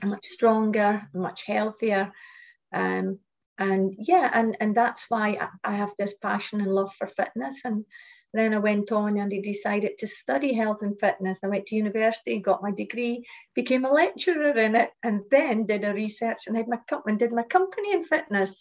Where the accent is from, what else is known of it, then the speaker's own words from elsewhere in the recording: Shetland Islands, Scotland, United Kingdom; moved away; also born or lived in Malaysia; I lived in a small island. I came, I came from Shetland. I come from Shetland Islands, um, and a small community where um, everyone knew everyone at school.